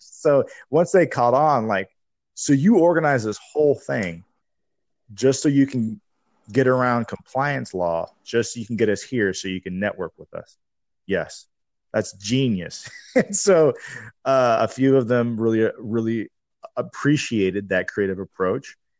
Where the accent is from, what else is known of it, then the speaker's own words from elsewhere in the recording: Tacoma, Washington, United States; moved away as an adult; also born or lived in Seattle / San Diego; I moved back to my hometown in Tacoma